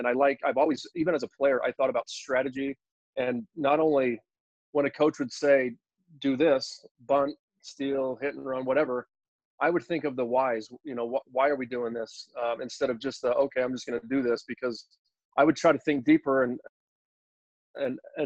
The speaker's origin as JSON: {"language": "English", "town": "Taylorsville", "region": "Utah", "country": "United States", "tie": "born or raised there", "said": "I went to Taylorsville High School."}